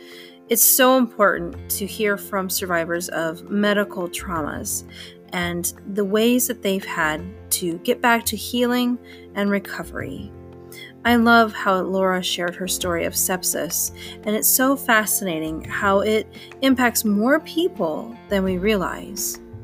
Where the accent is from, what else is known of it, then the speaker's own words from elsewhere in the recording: United States; I am from the United States